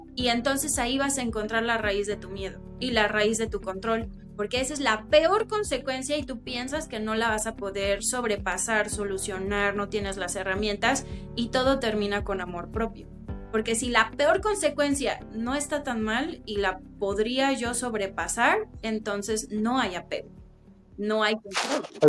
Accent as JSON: {"language": "Spanish", "town": "Chilpancingo", "region": "Guerrero", "country": "Mexico", "said": "yo soy chilpancingueña, yo soy de Guerrero"}